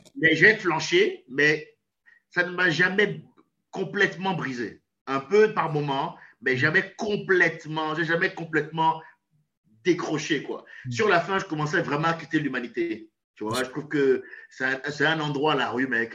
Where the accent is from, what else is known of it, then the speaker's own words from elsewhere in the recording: Benin; now in France; mon pays d'origine, le Bénin, mon pays natal. Je suis franco-béninois